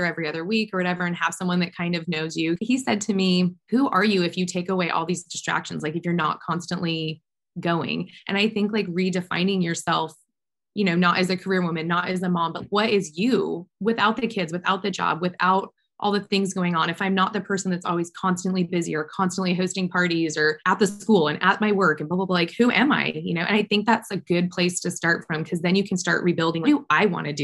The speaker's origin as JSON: {"language": "English", "area": "Orange County", "region": "California", "country": "United States", "tie": "born or raised there", "said": "Orange County, since this is my hometown where my kids go to school"}